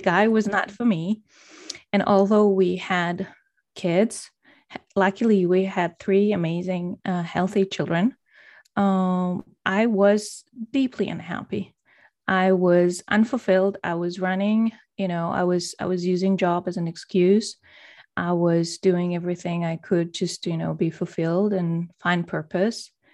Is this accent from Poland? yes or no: yes; Poland; moved away as an adult; also born or lived in Denmark; I'm originally from Poland, and right now I'm, I'm living in Poland again, but I've spent majority of my grown-up life in Denmark